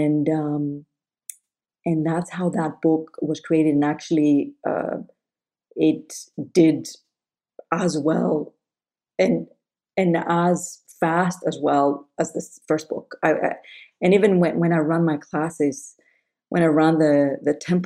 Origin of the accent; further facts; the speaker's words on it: Greece; moved away; I grew up Greek Orthodox in Greece.